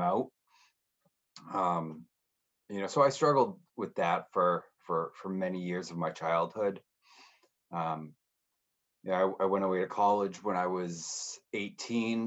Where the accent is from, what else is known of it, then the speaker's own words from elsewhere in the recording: northern New Hampshire, United States; also born or lived in Tampa; now in Boston, United States; I grew up in New England, specifically in northern New Hampshire